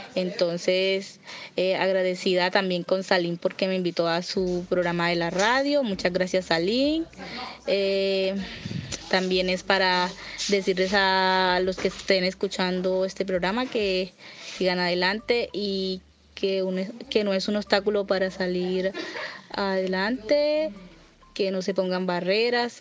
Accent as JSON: {"language": "Spanish", "town": "Caucasia", "region": "Antioquia", "country": "Colombia", "said": "soy del municipio de Caucasia, Antioquia"}